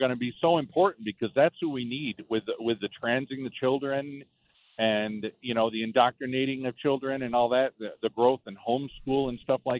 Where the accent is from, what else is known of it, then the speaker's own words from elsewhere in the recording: Syracuse, New York, United States; I'm from the Syracuse area